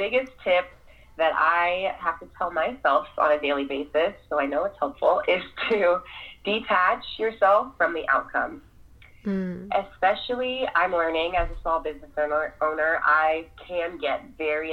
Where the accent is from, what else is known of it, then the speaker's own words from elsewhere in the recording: United States; I'm African American